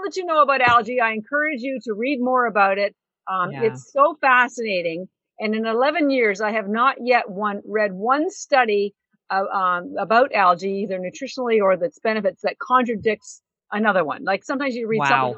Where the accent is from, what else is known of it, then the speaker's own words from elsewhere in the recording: Canada; I'm Canadian